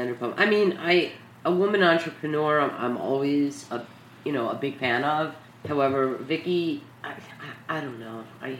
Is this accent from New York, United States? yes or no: yes; New York City, New York, United States; We're from New York City